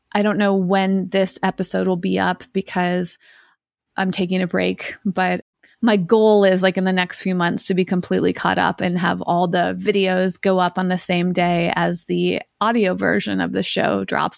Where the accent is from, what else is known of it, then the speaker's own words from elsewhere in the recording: Massachusetts, United States; moved away as an adult; my hometown of Massachusetts